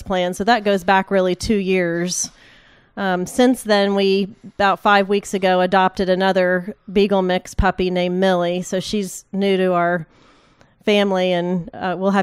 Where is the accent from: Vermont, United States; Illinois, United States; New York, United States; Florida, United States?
Florida, United States; West Palm Beach; moved away as an adult; now in Winston-Salem, United States; I grew up in West Palm Beach, Florida